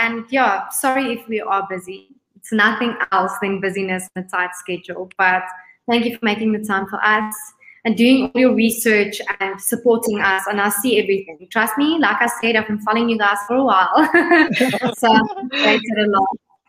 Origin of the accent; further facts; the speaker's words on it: South Africa; Miss Universe South Africa, and I'm a visionary.